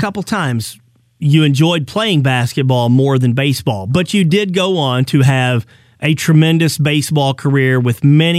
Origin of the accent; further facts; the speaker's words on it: Arkansas, United States; Personal story here. I'm from Arkansas. I grew up as a Cowboys fan.